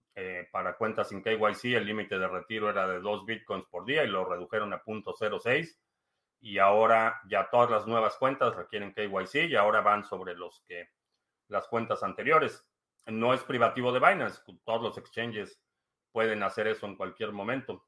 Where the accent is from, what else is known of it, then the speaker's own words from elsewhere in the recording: Mexico; now in United States; nací en México, eh, vivo en Estados Unidos